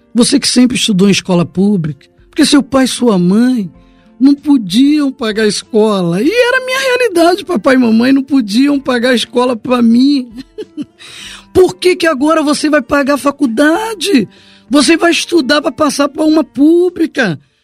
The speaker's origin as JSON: {"language": "Portuguese", "town": "Duque de Caxias", "region": "Rio de Janeiro", "country": "Brazil", "said": "eu sou moradora de Baixada, sou do Pantanal, Caxias"}